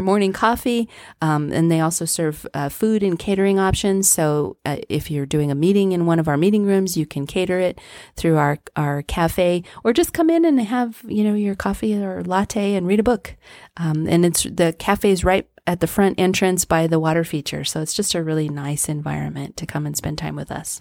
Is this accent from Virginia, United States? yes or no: no; Trinidad, Colorado, United States; moved away as an adult; now in Pueblo, United States; I grew up in Trinidad